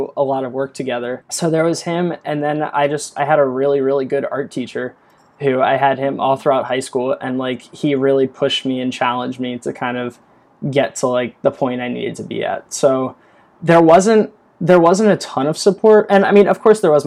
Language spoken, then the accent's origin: English; Eastern Shore of Maryland, United States; moved away; also born or lived in Baltimore area; I'm actually from the Eastern Shore of Maryland, which, if you're familiar with the area, it's very rural